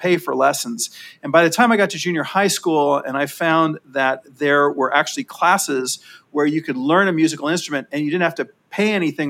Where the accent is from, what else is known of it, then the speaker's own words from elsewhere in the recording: Los Angeles, California, United States; I grew up in Sherman Oaks, California, which is a suburb of Los Angeles in the San Fernando Valley